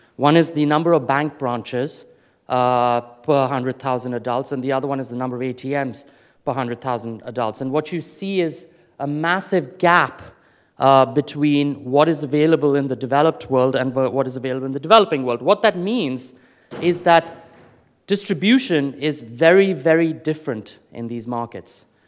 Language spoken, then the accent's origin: English; Delhi, India; moved away; I grew up in India, um, and as a child, uh, when I was living in Delhi